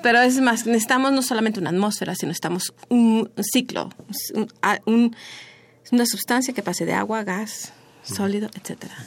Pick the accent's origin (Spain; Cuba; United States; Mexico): Mexico; como mexicanos